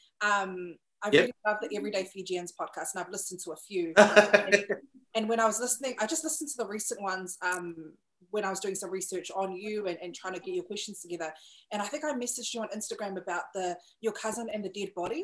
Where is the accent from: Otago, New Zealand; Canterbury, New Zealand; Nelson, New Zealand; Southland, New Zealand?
Canterbury, New Zealand; Christchurch; now in Auckland, New Zealand; That's my hometown